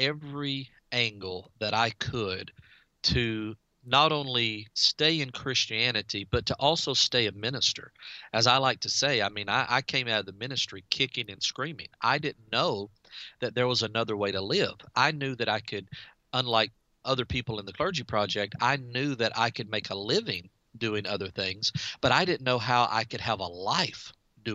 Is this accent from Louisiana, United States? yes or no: yes; DeRidder, Louisiana, United States; I'm from DeRidder, Louisiana, and we have 10,000 residents